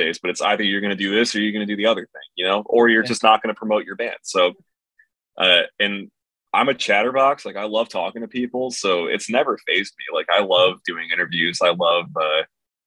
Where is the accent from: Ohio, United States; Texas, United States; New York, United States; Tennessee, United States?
New York, United States; Rochester; I'm from Rochester, New York